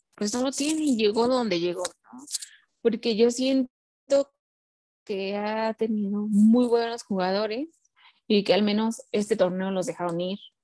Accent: Puebla, Mexico; soy originaria de Puebla

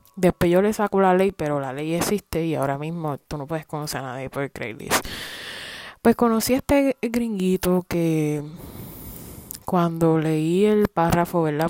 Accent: Puerto Rico; moved away as an adult; now in United States; Puerto Rico ni la historia de nosotros

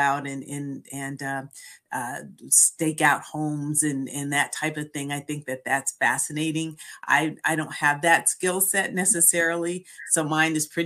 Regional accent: San Francisco Bay Area, California, United States; also born or lived in Philadelphia; I was born in the San Francisco Bay Area

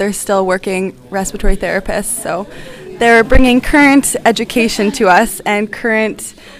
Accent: Thunder Bay, Ontario, Canada; now in London, Canada; I'm from Thunder Bay

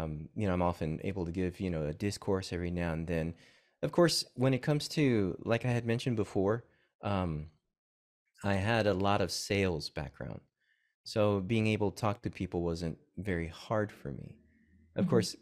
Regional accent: McKinney, Texas, United States; also born or lived in Corpus Christi, Texas; I grew up in, well, I was born in Corpus and I grew up in McKinney, Texas.

